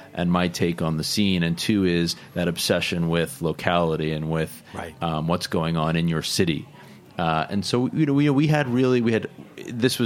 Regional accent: New York City, New York, United States; also born or lived in Larchmont, New York; I was born and raised in New York

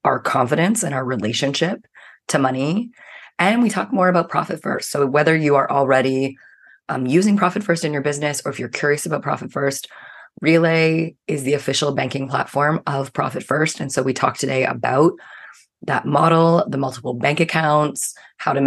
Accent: Canada; I'm a Canadian

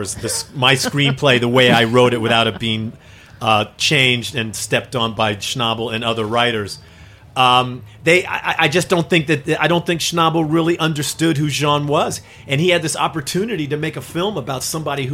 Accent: California, United States; now in New York City, United States; I was this kid from California.

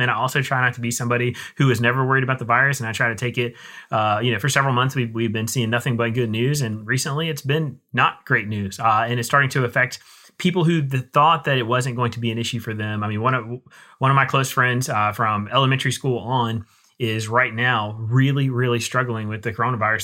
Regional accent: United States; I'm an American

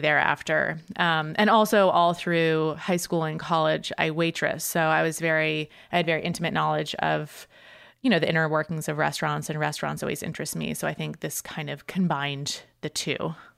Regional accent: suburbs of Boston, Massachusetts, United States; moved away as an adult; also born or lived in New York; I grew up, uh, in the suburbs of Boston in Massachusetts

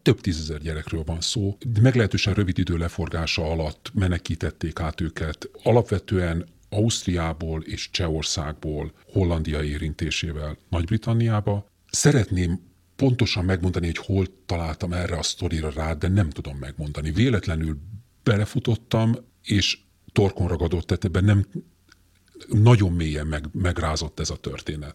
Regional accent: Budapest, Hungary; Én nagyon szívesen nőttem fel azon a Budapesten, amelyen felnőttem

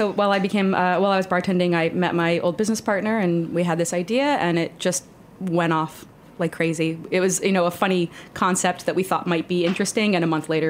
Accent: Upstate New York, United States; I was born in New York.

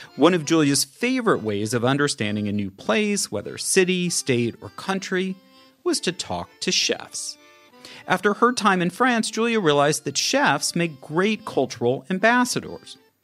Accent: Oakland, California, United States; now in London, United Kingdom; I'm a native Californian 'cause I was born in Oakland.

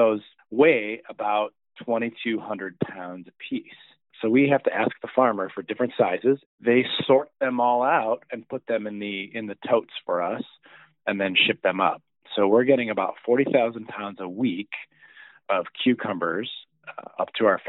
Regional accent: Detroit, Michigan, United States; I grew up making pickles here in the Metro Detroit area as a family tradition

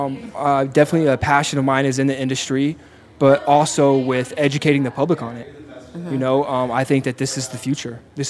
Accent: Plainview, Texas, United States; moved away; From a little place outside Lubbock, Texas.

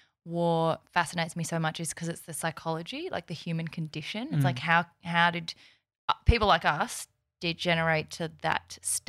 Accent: South Korea; born there; Do you know, so I was born in South Korea and people are always like, which Korea?

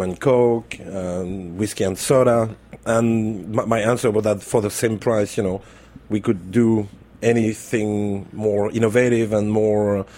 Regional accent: Burgundy, Bourgogne-Franche-Comté, France; English is a second language; moved away as an adult; now in New York, United States; I'm from Burgundy

